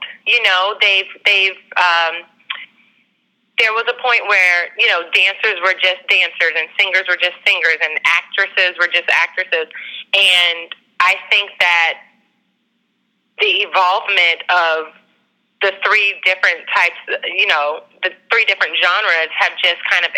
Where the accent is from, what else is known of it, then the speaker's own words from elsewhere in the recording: Daytona Beach, Florida, United States; I grew up in Daytona Beach, Florida, and I attended high school at Malin High School